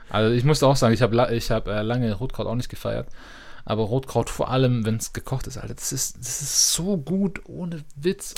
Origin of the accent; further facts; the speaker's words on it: Stuttgart, Baden-Württemberg, Germany; Das ist vielleicht auch so ein Dorf, in Anführungszeichen Dorfkind, so als Stuttgarter